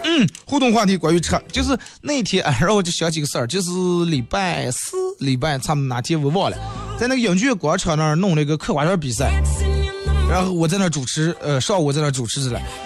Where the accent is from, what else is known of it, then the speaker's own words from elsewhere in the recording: Bayannur, Inner Mongolia, China; 身为一个地道的把门人